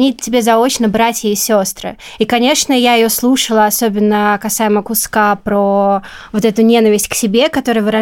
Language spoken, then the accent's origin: Russian; Belarus; потому что я росла в Беларуси, и как бы моя фамилия очень э, была всегда э, едкой для меня